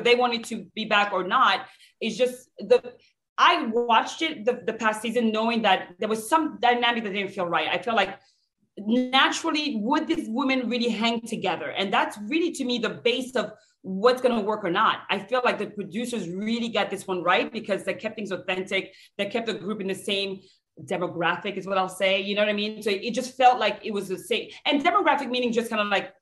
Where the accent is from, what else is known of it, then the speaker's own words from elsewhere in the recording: France; now in United States; I'm from France.